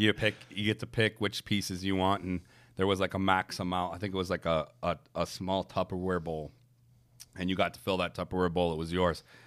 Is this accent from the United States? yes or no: yes; Detroit, Michigan, United States; I grew up in Detroit